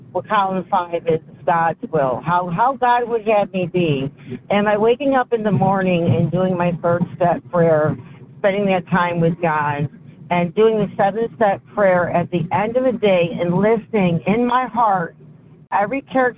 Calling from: Syracuse, New York, United States

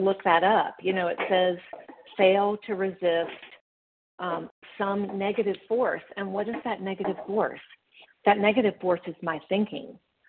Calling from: Memphis, Tennessee, United States; I'm calling from Memphis, Tennessee.

